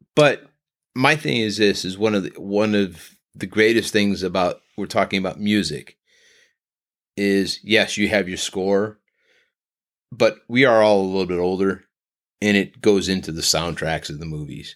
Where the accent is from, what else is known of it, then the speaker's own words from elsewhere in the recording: Northern Ohio, United States; we are from Northern Ohio